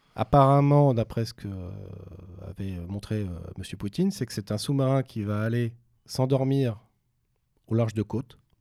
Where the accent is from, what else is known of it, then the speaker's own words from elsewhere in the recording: France; chez nous en France